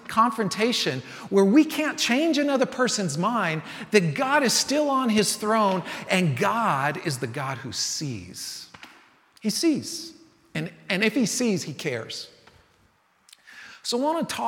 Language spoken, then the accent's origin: English; San Francisco, California, United States; I grew up in San Francisco